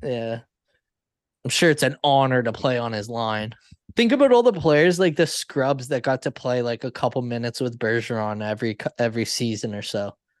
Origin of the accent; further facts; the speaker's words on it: Canada; I'm Canadian